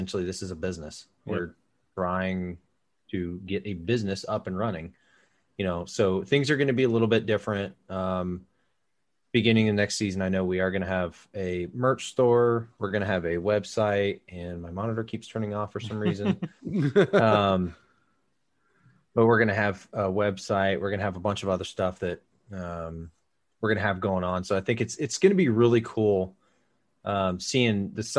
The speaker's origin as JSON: {"language": "English", "region": "South Carolina", "country": "United States", "tie": "born or raised there", "moved": "yes", "lives_now": "Ohio, United States", "said": "I was born in South Carolina. I live in Ohio."}